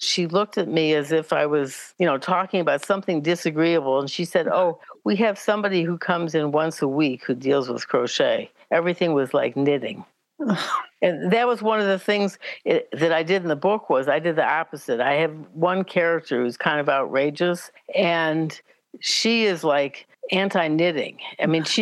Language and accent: English; Chicago, Illinois, United States; I grew up in Chicago